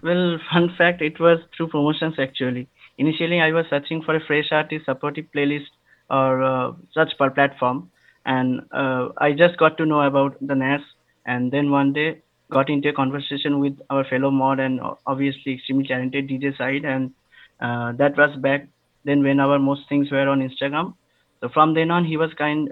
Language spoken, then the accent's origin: English; Kolkata, West Bengal, India; I'm from Calcutta, India. It's nowadays called Kolkata